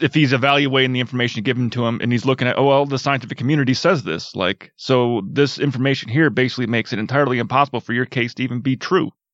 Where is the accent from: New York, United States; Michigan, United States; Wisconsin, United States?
Wisconsin, United States; growing up in Wisconsin, there's a lot of farm fields.